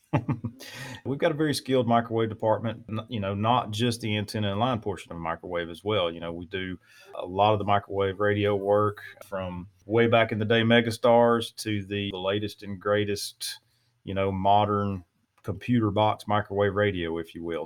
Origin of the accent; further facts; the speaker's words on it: Louisiana, United States; now in East Texas, United States; I'm born and raised in Louisiana and live in East Texas now